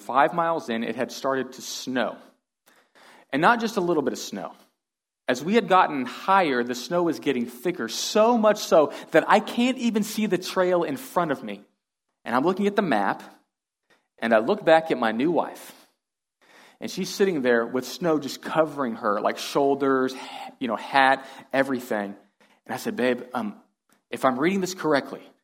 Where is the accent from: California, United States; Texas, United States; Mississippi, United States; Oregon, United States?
Texas, United States; Houston; I am from Texas. I'm from Houston originally